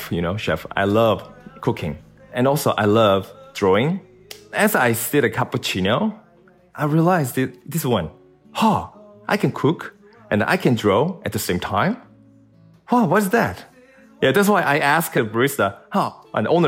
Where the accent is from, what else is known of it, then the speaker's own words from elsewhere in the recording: South Korea; I'm from South Korea.